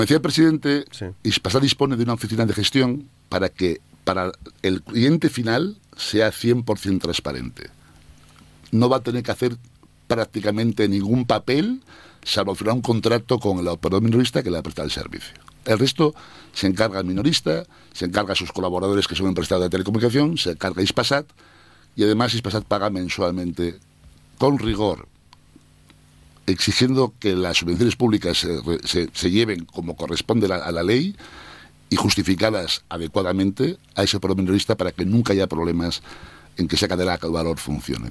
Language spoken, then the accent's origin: Spanish; Asturias, Spain; moved away; como asturiano